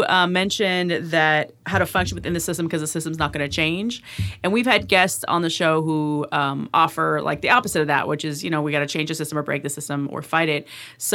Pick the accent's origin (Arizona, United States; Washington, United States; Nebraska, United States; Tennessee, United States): Washington, United States; we're from Washington State, so it's quote unquote progressive.